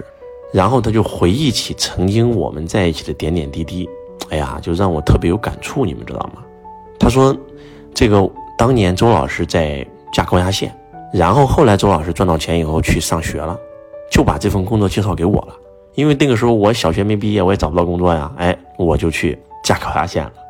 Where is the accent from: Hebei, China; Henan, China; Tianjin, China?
Henan, China; 结果突然就问我你是哪里人？我说我是河南人，马上就说你回去等通知吧。